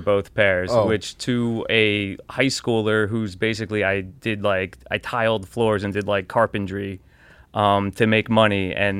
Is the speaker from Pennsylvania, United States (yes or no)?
no; Elizabeth, New Jersey, United States; That, I was born in Northern New Jersey, Elizabeth, and lived there